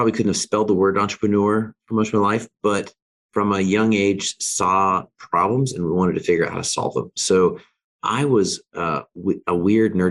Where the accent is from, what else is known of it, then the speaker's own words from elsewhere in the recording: Alaska, United States; I grew up in Alaska.